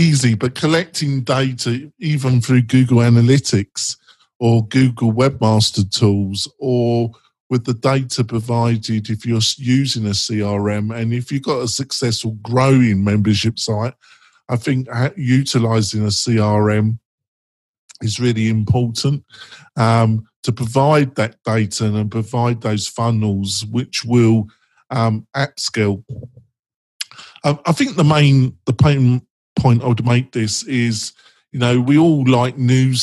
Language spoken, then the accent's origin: English; England, United Kingdom; I'm English